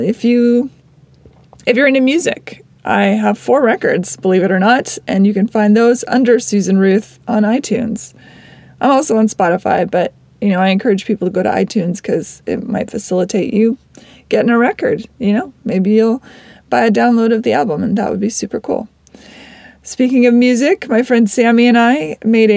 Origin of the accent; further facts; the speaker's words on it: Seattle, Washington, United States; I grew up in Seattle